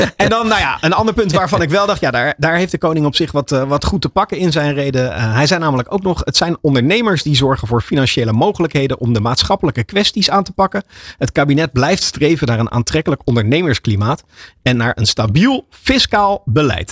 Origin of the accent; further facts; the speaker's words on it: Netherlands; voor ons als Nederlanders